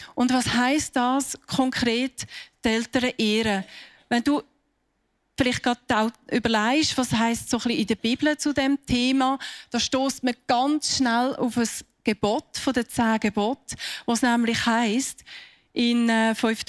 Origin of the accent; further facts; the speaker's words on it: Switzerland; bei uns in der Schweiz